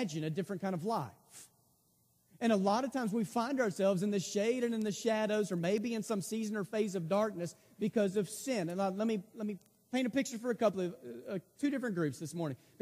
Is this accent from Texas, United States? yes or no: yes; Texas, United States; I'm from Texas, we call most things like Rjukan because we do the A's differently